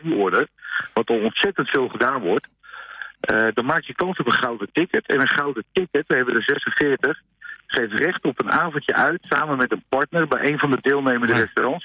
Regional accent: Alkmaar, North Holland, Netherlands; ik kom uit Alkmaar zelf

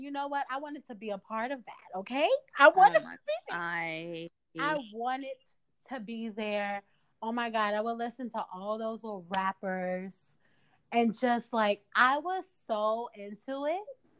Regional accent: Chicago, Illinois, United States; I'm from the South Side of Chicago

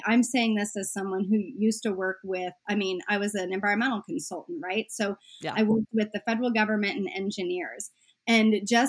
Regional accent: Omaha, Nebraska, United States; I grew up in Omaha.

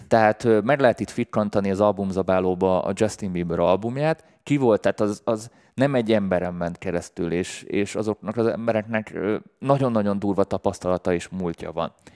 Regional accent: Budapest, Hungary; én budapesti vagyok

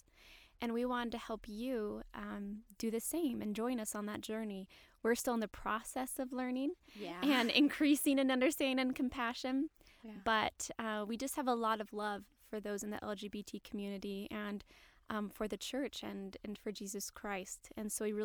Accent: St. Louis, Missouri, United States; now in Utah, United States; I'm from St. Louis, Missouri, and I've been in Utah for a while now.

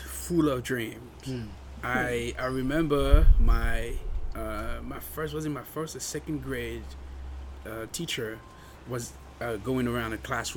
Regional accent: France; now in United States; growing up in France

